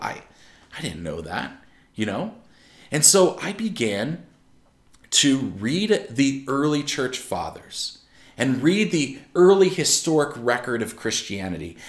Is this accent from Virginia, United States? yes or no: no; Maryland, United States; also born or lived in Pennsylvania; I'm from Maryland. I spent most of my life in Maryland